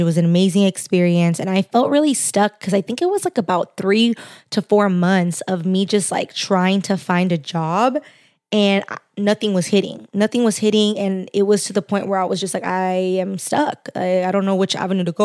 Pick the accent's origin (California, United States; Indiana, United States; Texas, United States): California, United States; Los Angeles; accent: valley girl; also born or lived in Orange County, California; I grew up in the Valley.